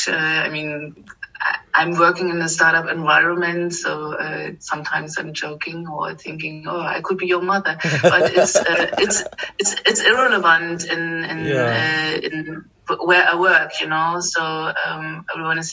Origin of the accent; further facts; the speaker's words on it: eastern Germany, Germany; now in Berlin, Germany; I grew up in Eastern Germany behind Iron Curtain.